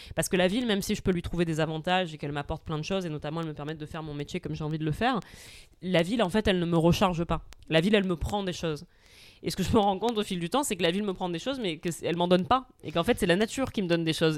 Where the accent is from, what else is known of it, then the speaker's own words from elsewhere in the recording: Marseille, Provence-Alpes-Côte d'Azur, France; j'ai grandi à Marseille, que je suis de famille corse